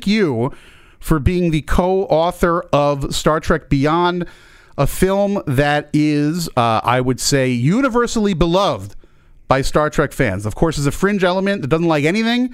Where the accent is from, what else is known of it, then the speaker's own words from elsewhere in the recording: Monmouth County, New Jersey, United States; I grew up in Monmouth County